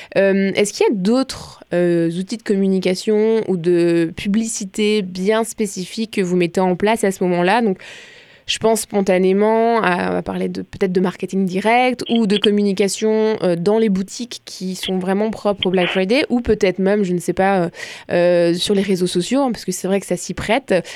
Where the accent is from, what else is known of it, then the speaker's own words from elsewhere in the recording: France; accent: French; now in Quebec, Canada; j'assume mon accent français